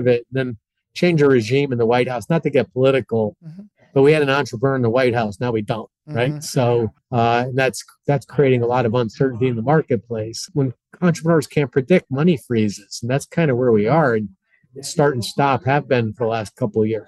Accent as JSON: {"language": "English", "region": "New England", "country": "United States", "said": "I'm from New England"}